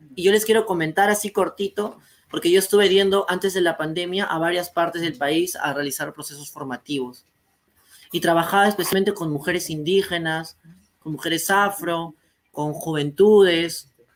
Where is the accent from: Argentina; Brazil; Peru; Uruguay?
Peru; en mi país de Perú